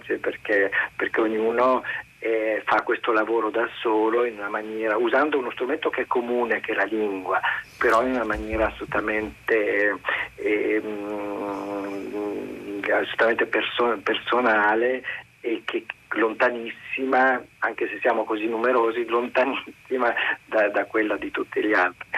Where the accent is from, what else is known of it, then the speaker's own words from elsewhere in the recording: Trento, Trentino-Alto Adige, Italy; now in Paris, France; io sono originario di Trento, sono vissuto in un paesino fuori, fuori città